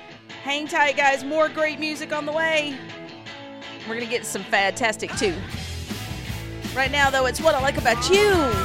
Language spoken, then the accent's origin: English; Georgia, United States; accent: Southern, country; I am broadcasting out of Georgia